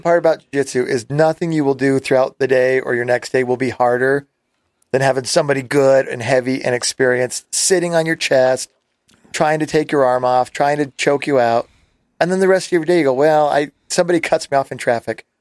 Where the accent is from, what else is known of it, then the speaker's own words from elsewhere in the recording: Las Vegas, Nevada, United States; We grew up in Las Vegas, and I was really small